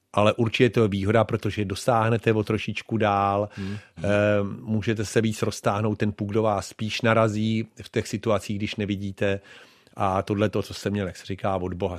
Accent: Czechia; moved away as an adult; also born or lived in Buffalo, United States; tady u nás v Čechách

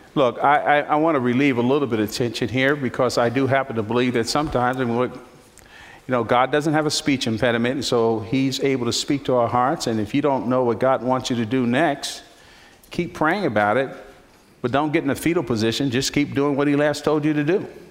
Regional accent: Newark, New Jersey, United States; I was born in Newark, New Jersey.

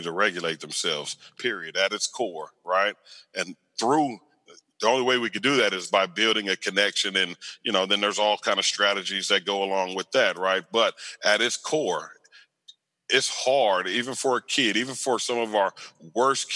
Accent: Riverside, California, United States; moved away as an adult; also born or lived in West Covina, California; now in Austin, United States; I grew up in Riverside County in the Inland Empire

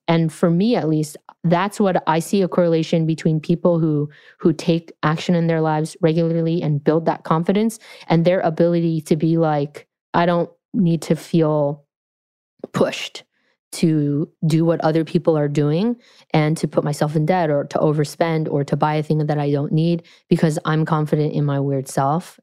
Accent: California, United States; I'm from California

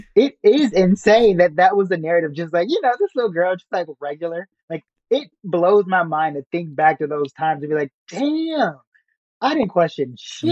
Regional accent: Chicago, Illinois, United States; growing up in Chicago, going to high school

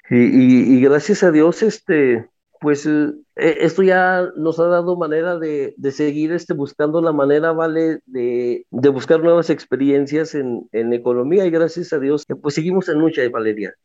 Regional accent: Guadalupe, Zacatecas, Mexico; yo soy originario de Guadalupe, Zacatecas

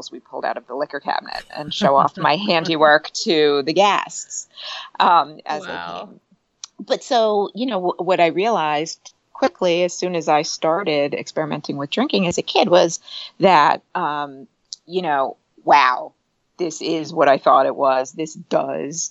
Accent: New Jersey, United States; also born or lived in New York City; I grew up in New Jersey

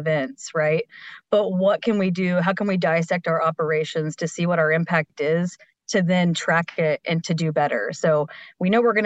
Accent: Oklahoma, United States; moved away; also born or lived in Maryland; I'm from Oklahoma, a very unsustainable state

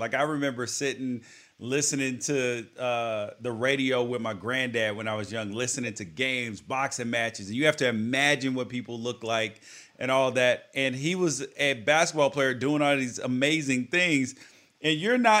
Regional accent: Memphis, Tennessee, United States; I grew up in Memphis and the South

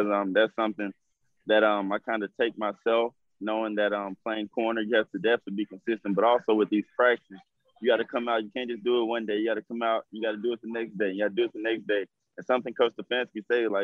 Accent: Texas, United States; I'm from Texas, so I'm kind of used to the heat

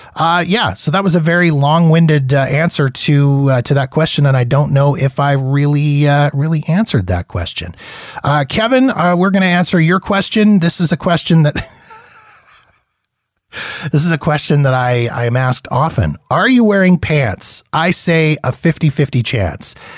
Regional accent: Manitoba, Canada; also born or lived in Saskatchewan / Ontario; now in Alberta, Canada; I grew up in Manitoba

